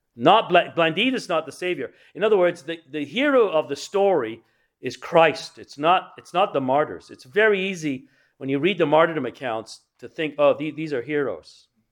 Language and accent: English; England, United Kingdom; I grew up in England